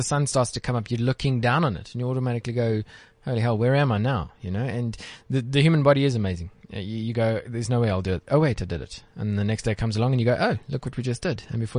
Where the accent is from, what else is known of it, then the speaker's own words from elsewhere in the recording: Johannesburg, Gauteng, South Africa; I'm a Joburg boy